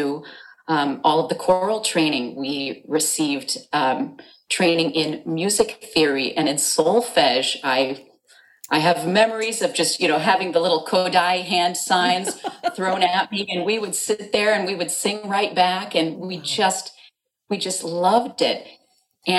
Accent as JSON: {"language": "English", "town": "San Francisco", "region": "California", "country": "United States", "tie": "born or raised there", "said": "I wound up as a San Francisco native rather than as a Chicagoan."}